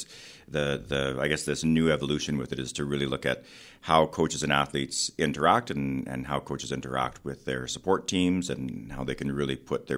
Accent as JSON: {"language": "English", "town": "Edmonton", "region": "Alberta", "country": "Canada", "tie": "born or raised there", "also_born_or_lived": "Calgary", "said": "Yeah, so I grew up in Edmonton"}